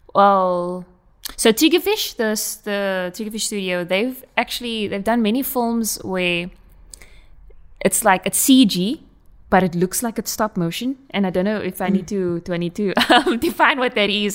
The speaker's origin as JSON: {"language": "English", "country": "South Africa", "accent": "Coloured South African", "said": "my colored accent"}